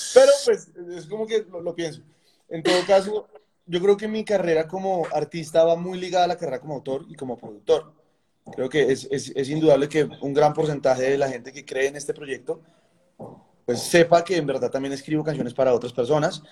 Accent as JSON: {"language": "Spanish", "country": "Colombia"}